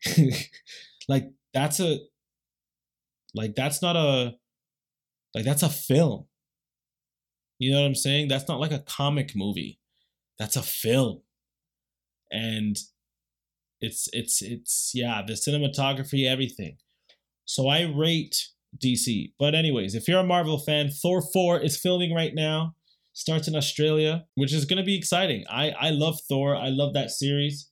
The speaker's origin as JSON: {"language": "English", "country": "Canada", "said": "We're Canadian"}